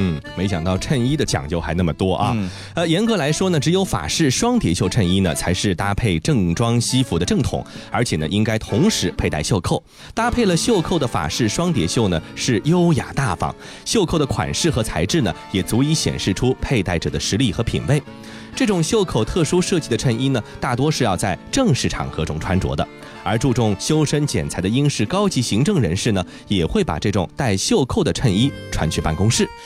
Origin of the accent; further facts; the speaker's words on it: China; 咱们中国人